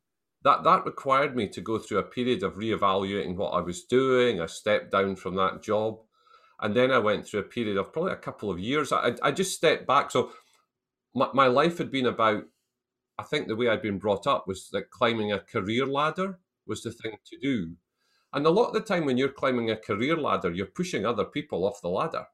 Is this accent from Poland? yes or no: no; Selkirk, Scotland, United Kingdom; I was brought up in the Scottish borders town of Selkirk, which is a town of about five thousand, six thousand people, about forty miles south of Edinburgh